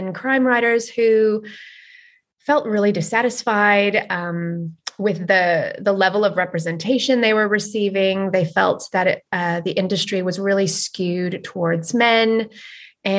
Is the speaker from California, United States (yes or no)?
yes; Los Angeles, California, United States; moved away as an adult; also born or lived in New Zealand; now in Glasgow, United Kingdom; I'm from Los Angeles and spent the last sort of, 15 years maybe traveling abroad and living abroad and bouncing around the world